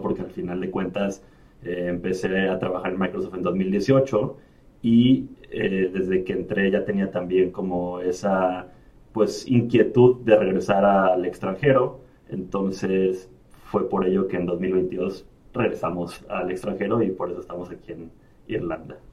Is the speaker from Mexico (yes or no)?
yes; Emiliano Zapata, Tabasco, Mexico; moved away as an adult; also born or lived in Mexico City / Villahermosa / Monterrey / Rennes; now in Ireland; crecí y viví 15 años en un pueblo que se llama Emiliano Zapata en el estado de Tabasco